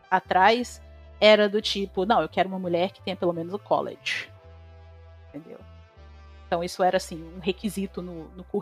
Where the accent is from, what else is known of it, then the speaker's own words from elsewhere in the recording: Brazil; accent: Brazilian; now in United States; O, o meu sotaque, e eu não sei se é porque eu já morei em outros lugares também, daqui dos Estados Unidos, então eu já peguei vários sotaques americanos diferentes. E o meu sotaque, e o sotaque brasileiro em geral